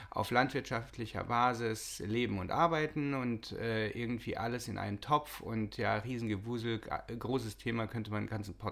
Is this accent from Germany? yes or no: no; Austria; born there; Und ich bin geboren in Österreich.